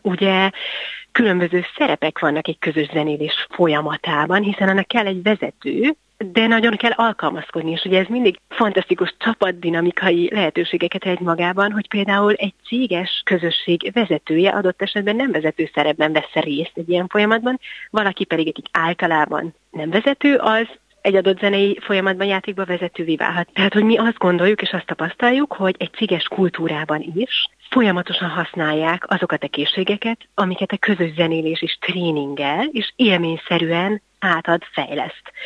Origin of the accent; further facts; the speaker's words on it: Budapest, Hungary; gyerekként, én Budapesten jártam zenei általános iskolába, aztán a gimnáziumba